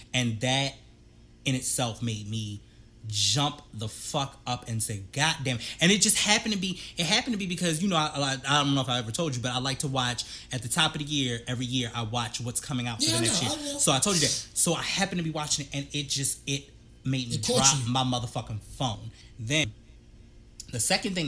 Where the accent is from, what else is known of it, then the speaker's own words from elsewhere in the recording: East Coast, United States; I'm from the East Coast